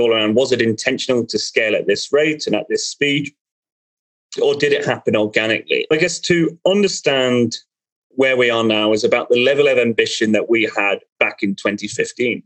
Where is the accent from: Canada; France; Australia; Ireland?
Ireland; I'm Irish